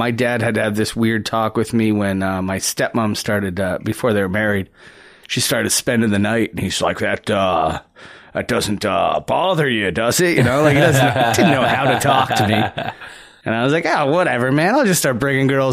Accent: Niagara, Ontario, Canada; growing up in Niagara

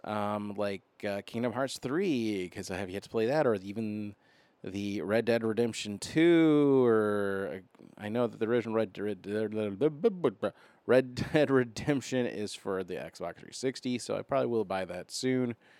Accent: Arizona, United States; I'm from Arizona

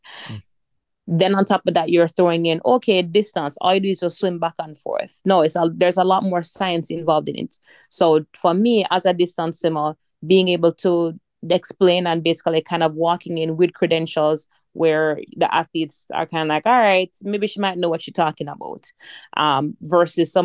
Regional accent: Jamaica; I'm Jamaican

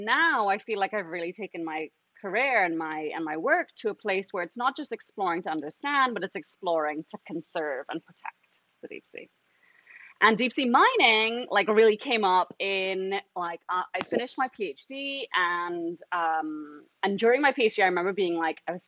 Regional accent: Trinidad & Tobago; I'm from Trinidad and Tobago, which is actually where I am right now

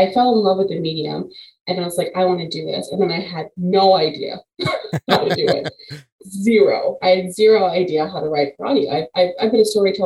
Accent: Chicago, Illinois, United States; now in Quad Cities, United States; Originally, I'm from Chicago, but I live in the Quad Cities now

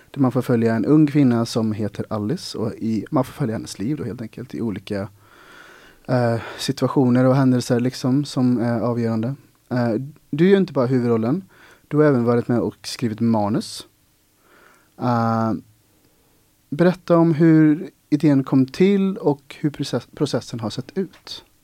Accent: Ulricehamn, Västra Götaland, Sweden; now in Gothenburg, Sweden; inte för att jag fick en chock när jag flyttade till eh, Göteborg från Ulricehamn, men det var ju ändå en skillnad.

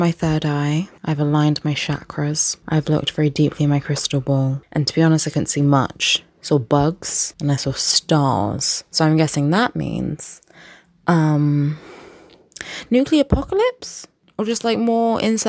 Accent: England, United Kingdom; I'm the English one

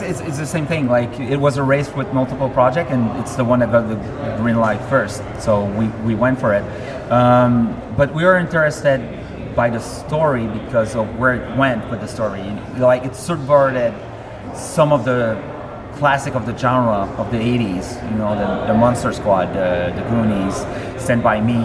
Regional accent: Quebec, Canada; we do have our own culture

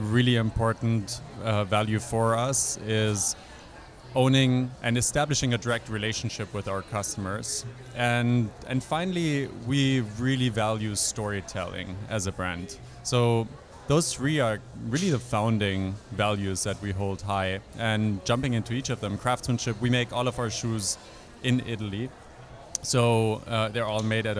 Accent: Germany; moved away as an adult; also born or lived in Europe; now in United States; I grew up in Germany and in a couple of other places in Europe

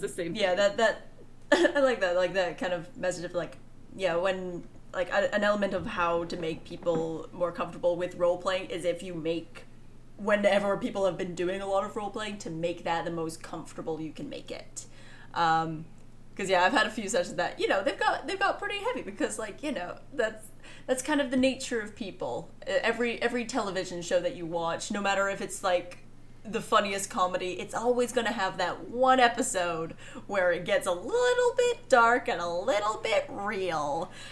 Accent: Scotland, United Kingdom; I've lived here my entire life and I am a Scottish woman

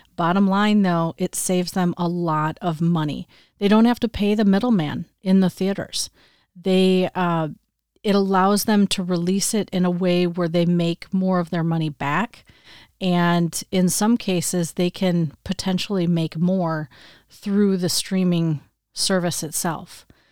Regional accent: Michigan, United States; now in Wisconsin, United States; growing up in the Midwest my whole life, I would say when I was younger and living in Michigan, we always had snow at Christmas

